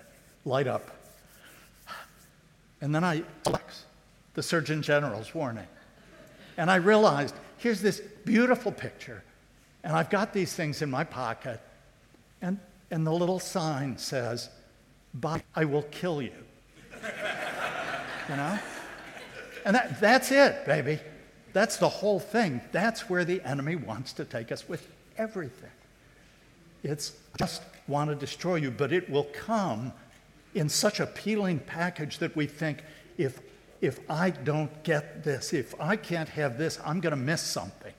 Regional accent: North Carolina, United States; I was from North Carolina

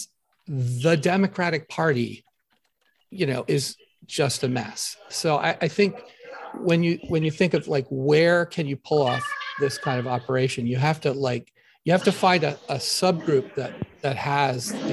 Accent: Philadelphia, Pennsylvania, United States; I grew up in Philly

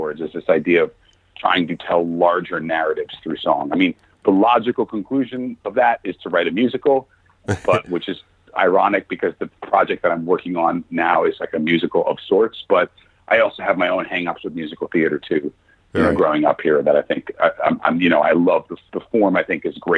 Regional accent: New York City, New York, United States; growing up in New York and having the parents that I have

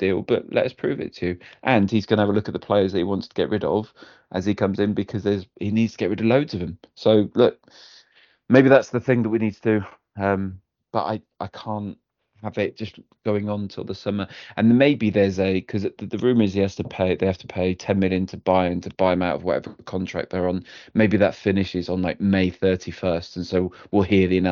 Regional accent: Wales, United Kingdom; as a Welshman

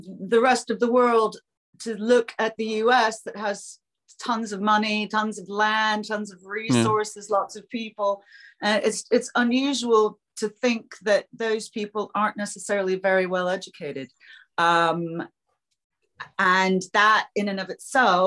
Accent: United States; moved away as an adult; now in London, United Kingdom; I'm American

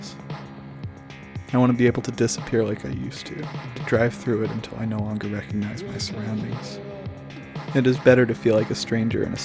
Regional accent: Philadelphia, Pennsylvania, United States; also born or lived in Boston; since I moved home from Boston 2 years ago, I've realized that Philadelphia is much bigger than I remember it

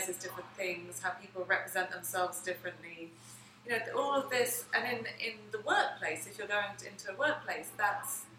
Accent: England, United Kingdom; moved away as an adult; now in United States; I'm from England

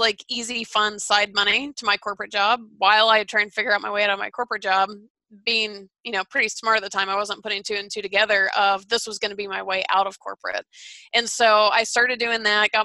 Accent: Atlanta, Georgia, United States; moved away; I'm from Atlanta.

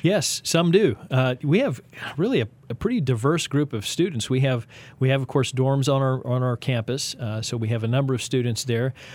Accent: Texas, United States; now in Kansas City, United States; I am a Texan, uh, an unashamed one

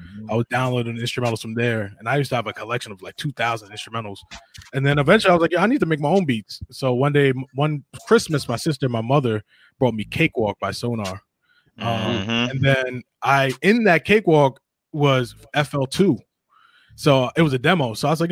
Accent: Hempstead, New York, United States; I'm from Long Island, New York, Hempstead to be exact

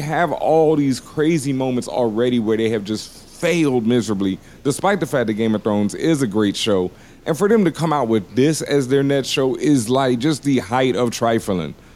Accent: the South, United States; I grew up in the South

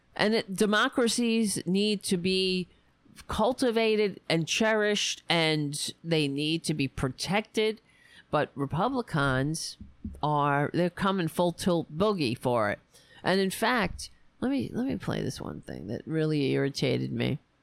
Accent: New York City, New York, United States; moved away; I was raised on Staten Island

